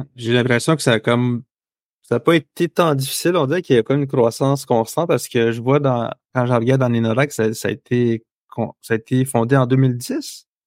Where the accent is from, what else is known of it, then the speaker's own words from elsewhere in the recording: Manawan, Quebec, Canada; je viens de Manoan